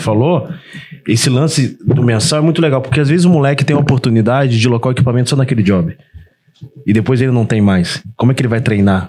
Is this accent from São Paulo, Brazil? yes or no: no; Volta Redonda, Rio de Janeiro, Brazil; moved away as an adult; eu sou do interior do Rio, sou de Volta Redonda, mas comecei a vir traba trabalhando muito no Rio